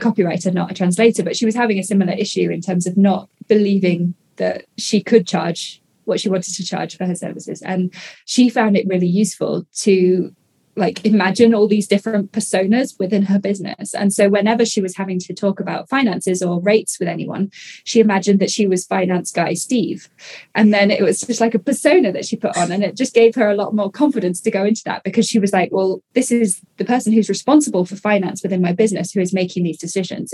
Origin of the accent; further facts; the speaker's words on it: United Kingdom; I'm British